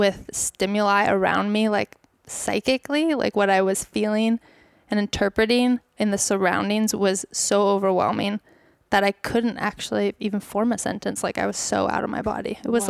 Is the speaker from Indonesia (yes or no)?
yes; Bali, Indonesia; I actually grew up in Bali. So I grew up in Indonesia.